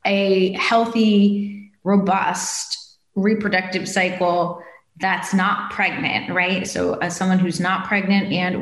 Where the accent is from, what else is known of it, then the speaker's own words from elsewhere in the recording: East Coast, United States; now in West Coast, United States; I grew up on the East Coast by the ocean, and then I moved to the West Coast and lived like 2 blocks from the Pacific.